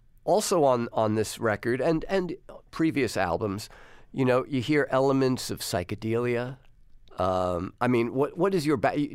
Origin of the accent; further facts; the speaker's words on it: New York, United States; I grew up here in New York in the 70s